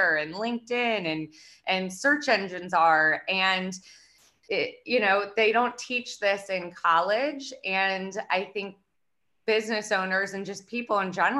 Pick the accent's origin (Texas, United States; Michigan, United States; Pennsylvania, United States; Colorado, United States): Pennsylvania, United States; Lancaster; I'm originally from Lancaster, Pennsylvania. It's a, you know, big farm town.